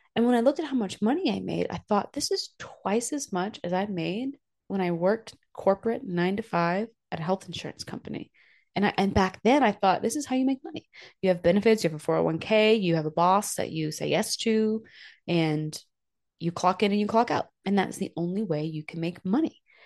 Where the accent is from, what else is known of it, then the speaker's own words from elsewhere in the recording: New Hampshire, United States; now in Pagosa Springs, United States; I grew up in New Hampshire where it's just cold all the time